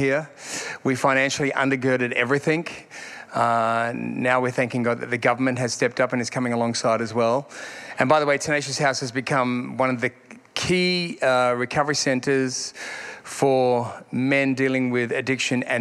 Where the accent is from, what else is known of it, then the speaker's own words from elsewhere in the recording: Sydney, New South Wales, Australia; now in Perth, Australia; I'm from Sydney originally